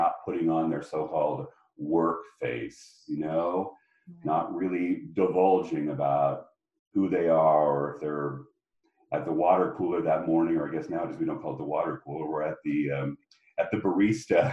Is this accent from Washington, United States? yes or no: yes; Spokane, Washington, United States; I grew up in Spokane, Washington, and it was a great place to be from